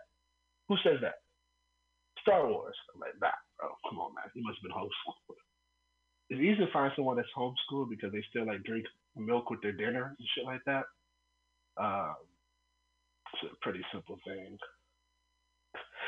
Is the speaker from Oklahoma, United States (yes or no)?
no; Oakland, California, United States; I'm from Oakland